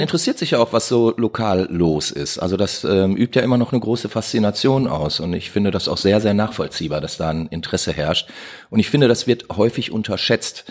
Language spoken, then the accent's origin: German; Duisburg, North Rhine-Westphalia, Germany; ich bin ja in Duisburg groß geworden